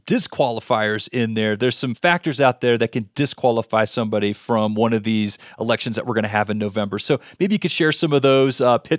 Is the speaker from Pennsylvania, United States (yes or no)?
no; California, United States; I'm from California. I'm out visiting in Colorado